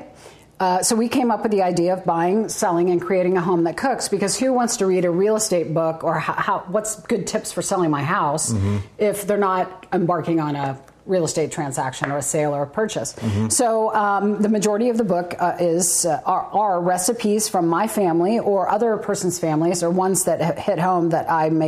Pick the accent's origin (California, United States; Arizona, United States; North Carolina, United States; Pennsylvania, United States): Pennsylvania, United States; Pittsburgh; moved away as an adult; now in Kansas City, United States; I'm originally from Pittsburgh, Pennsylvania. And prior to me moving here to Kansas City in 1992